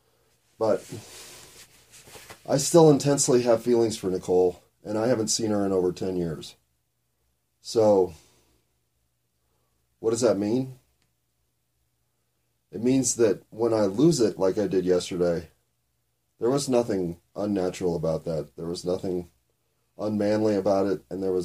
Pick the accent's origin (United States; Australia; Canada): United States; I'm an American